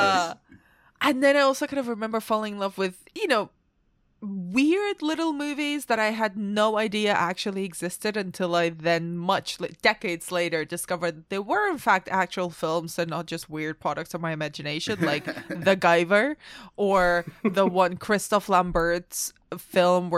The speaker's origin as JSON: {"language": "English", "town": "Barcelona", "region": "Catalonia", "country": "Spain", "tie": "born or raised there", "said": "I grew up in Barcelona"}